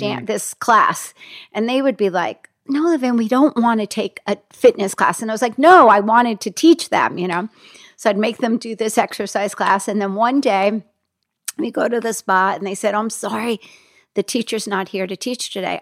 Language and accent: English; Hackensack, New Jersey, United States; moved away as an adult; also born or lived in New York; I grew up in Hackensack, New Jersey.